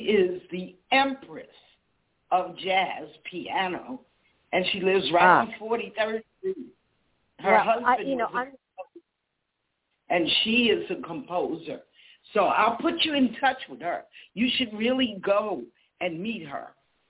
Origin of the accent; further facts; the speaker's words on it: New York City, New York, United States; I was born in Kew Gardens. I was born right next to Forest Hills.